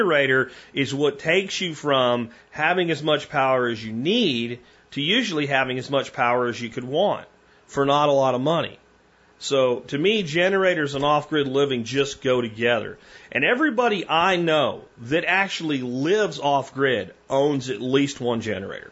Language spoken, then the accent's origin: English; Dallas, Texas, United States; we're from the Dallas-Fort Worth area